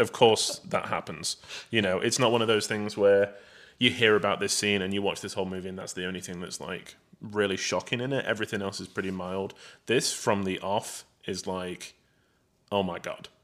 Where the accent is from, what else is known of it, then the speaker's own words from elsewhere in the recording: England, United Kingdom; I'm English, British